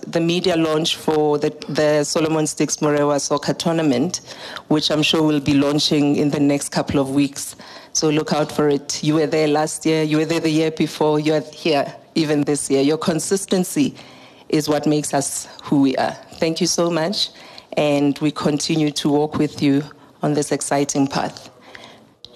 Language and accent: English; Daveyton, Gauteng, South Africa; I'm from Daveyton